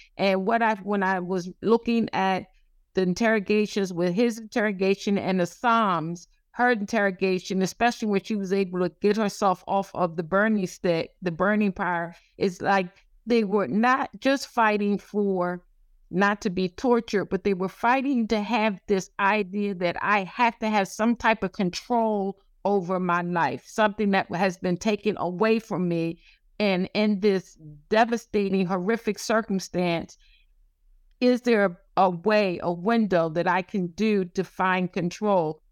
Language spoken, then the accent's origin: English; the South, United States; I'm from the South